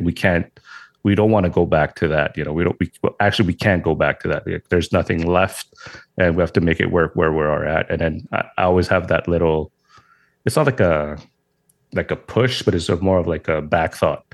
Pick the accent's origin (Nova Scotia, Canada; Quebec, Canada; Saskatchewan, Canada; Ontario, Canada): Quebec, Canada; Montreal; I'm from Montreal, Canada